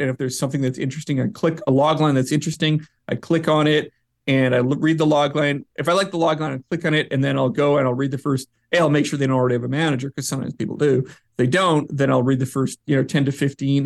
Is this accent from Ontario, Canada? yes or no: no; Vancouver, British Columbia, Canada; moved away as an adult; also born or lived in New York; I'm from Vancouver, up in Canada